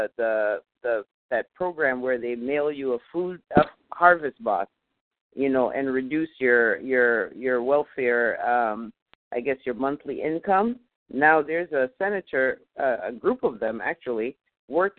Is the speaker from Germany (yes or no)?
no; Jamaica; now in United States; I'm from Jamaica